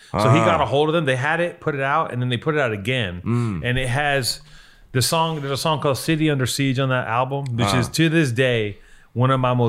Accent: Venice, California, United States; It was just kind of like more fun, kind of some street shit because we had a little bit of street. We grew up in Venice, so there's some of it, but it's more fun shit.

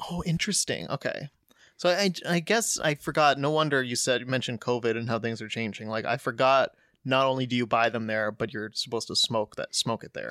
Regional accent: United States; moved away; growing up in the States

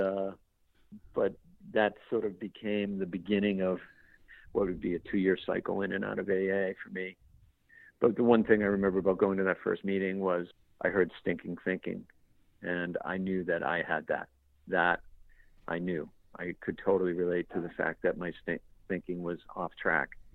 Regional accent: Boston, Massachusetts, United States; an Irish kid from Boston

